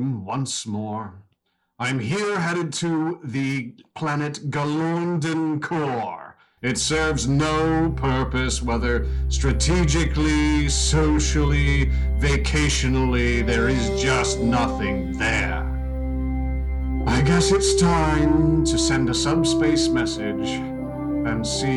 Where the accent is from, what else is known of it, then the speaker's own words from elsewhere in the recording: Kansas, United States; growing up in Kansas